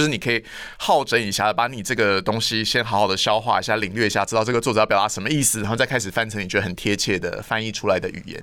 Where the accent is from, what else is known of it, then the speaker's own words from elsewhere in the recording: Hualien County, Taiwan; 因为我是花莲人